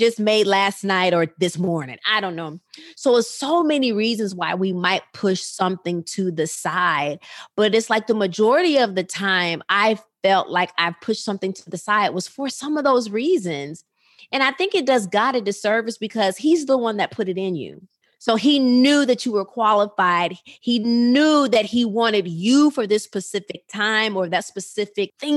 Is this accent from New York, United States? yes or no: no; Rockford, Illinois, United States; that little girl in Rockford, Illinois, who grew up in church